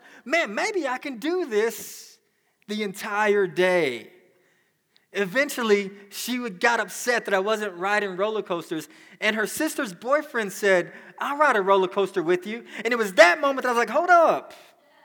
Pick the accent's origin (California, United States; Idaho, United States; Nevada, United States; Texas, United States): Texas, United States; Dallas; I grew up in Dallas